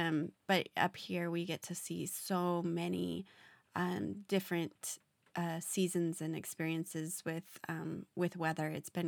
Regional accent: Phoenix, Arizona, United States; But growing up in Phoenix, and my husband being from the Pacific Northwest, I was so curious what seasons were.

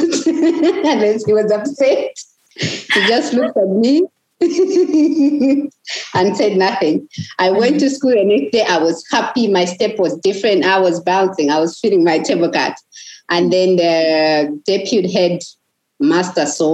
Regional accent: Lusaka, Lusaka Province, Zambia; also born or lived in Chipata; I grew up in Mtendere. I would be walking in our compound

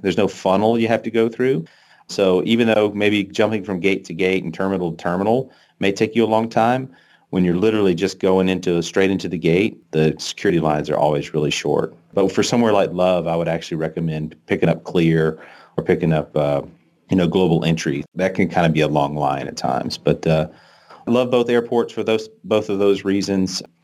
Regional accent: North Louisiana, United States; moved away as an adult; now in Dallas, United States; I grew up in North Louisiana

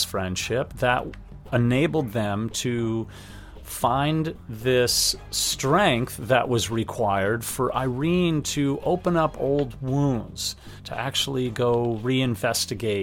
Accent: United States; just like any kid growing up in the United States

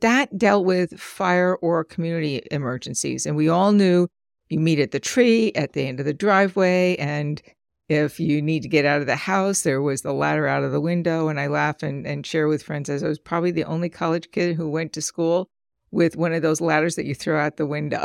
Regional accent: Long Island, New York, United States; growing up as a kid, our community, where I grew up in Long Island

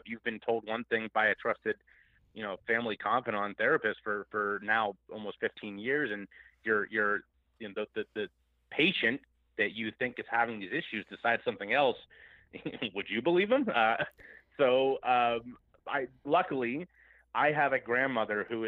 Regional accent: Cincinnati, Ohio, United States; my hometown of Cincinnati, Ohio

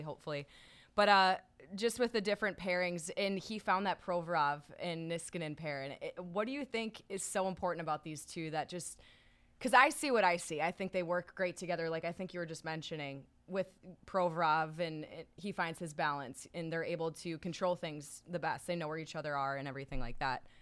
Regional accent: Minnesota, United States; I grew up in Minnesota

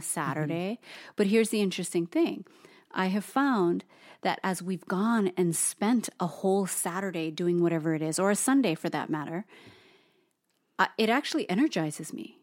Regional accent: Hawaii, United States; both Toast and I being born and raised in Hawaii

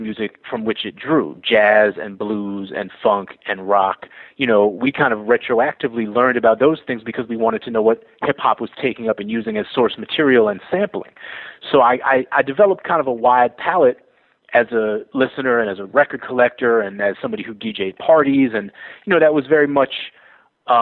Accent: Boston, Massachusetts, United States; moved away; also born or lived in New York; Growing up in Boston in the 80s and the early 90s

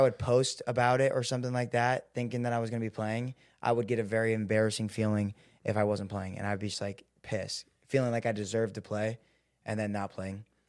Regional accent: Seattle, Washington, United States; I grew up in Seattle.

